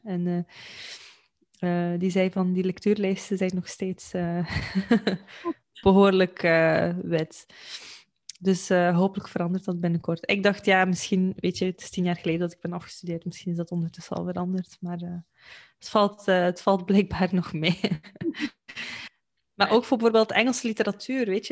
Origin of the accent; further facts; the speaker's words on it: Belgium; in België, eh, waar ik vandaan kom